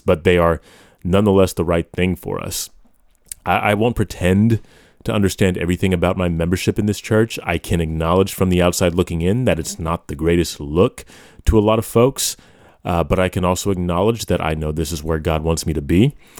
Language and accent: English; United States; I am an American